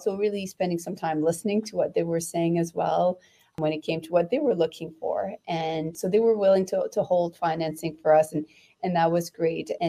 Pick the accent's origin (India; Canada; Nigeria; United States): Canada; as a Canadian